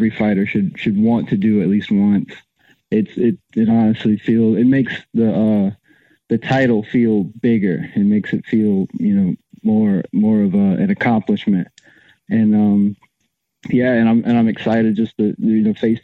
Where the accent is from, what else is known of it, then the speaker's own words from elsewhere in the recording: Columbia, South Carolina, United States; I'm from Columbia, South Carolina